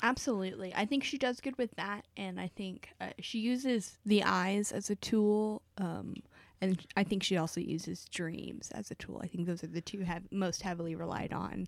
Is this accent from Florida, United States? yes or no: no; Texas, United States; we are both originally from the Grand Ole State, Texas.